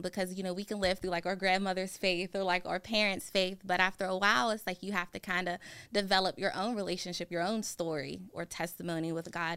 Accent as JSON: {"language": "English", "town": "McKeesport", "region": "Pennsylvania", "country": "United States", "tie": "born or raised there", "said": "I grew up in McKeesport, a little bit outside of the city of Pittsburgh."}